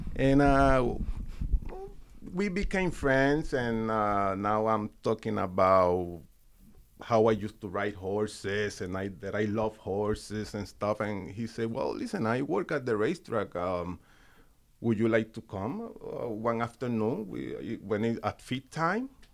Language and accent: English; Puerto Rico; moved away; I grew up, I'm from the countryside in Puerto Rico.